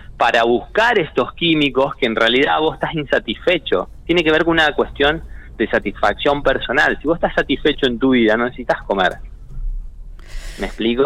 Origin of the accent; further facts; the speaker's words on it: Argentina; tenemos un modelo argentino, no somos un modelo europeo